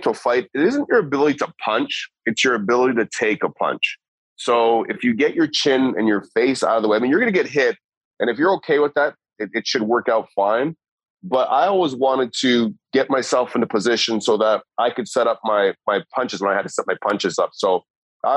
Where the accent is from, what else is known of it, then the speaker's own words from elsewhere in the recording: Toronto, Ontario, Canada; growing up in Toronto